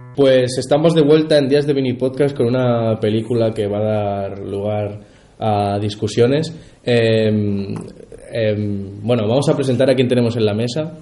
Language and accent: Spanish; Region of Murcia, Spain; nosotros como murcianos